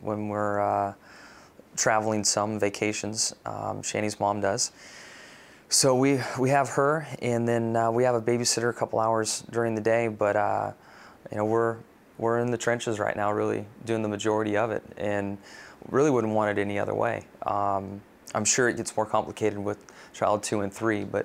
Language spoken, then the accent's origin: English; San Diego, California, United States; Growing up in San Diego